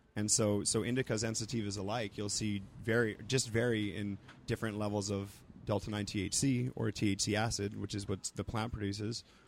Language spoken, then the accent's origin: English; Roswell, New Mexico, United States; moved away; also born or lived in East Coast / Santa Cruz; I'm from Roswell, New Mexico